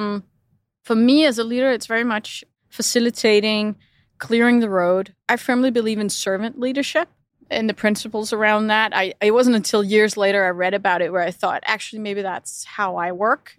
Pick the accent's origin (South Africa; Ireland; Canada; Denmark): Denmark; moved away as an adult; also born or lived in Europe / United States / Middle East; growing up in Denmark is very free